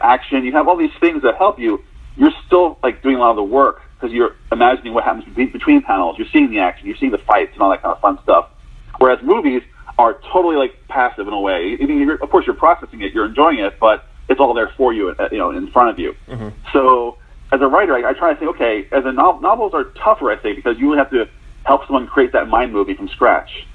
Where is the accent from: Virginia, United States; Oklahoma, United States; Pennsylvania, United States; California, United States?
Pennsylvania, United States; Philadelphia; born or raised there